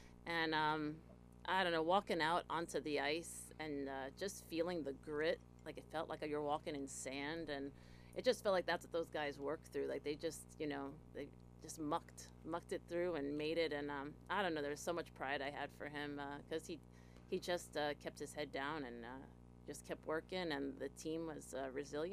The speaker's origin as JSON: {"language": "English", "area": "Central Jersey near Princeton", "region": "New Jersey", "country": "United States", "tie": "born or raised there", "also_born_or_lived": "Italy / Manhattan", "said": "I grew up in Central Jersey near Princeton"}